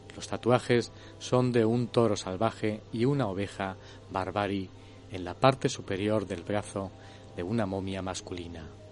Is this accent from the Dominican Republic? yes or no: no; Cáceres, Extremadura, Spain; mi ciudad natal, de Cáceres